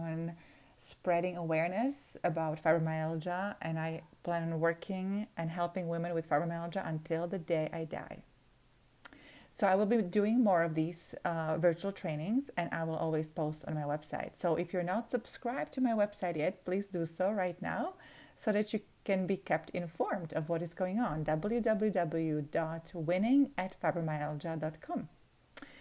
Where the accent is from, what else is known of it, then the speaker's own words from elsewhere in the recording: Slovakia; moved away; I'm originally from Slovakia